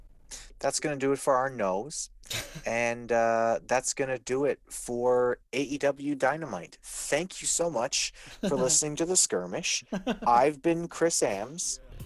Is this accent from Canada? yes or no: yes; Canada; I'm allowed to say that because I'm Canadian.